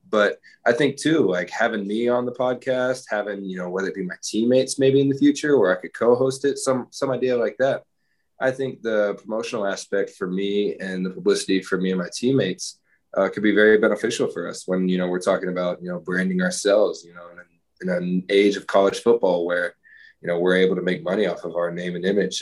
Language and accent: English; Texas, United States; I'm from Texas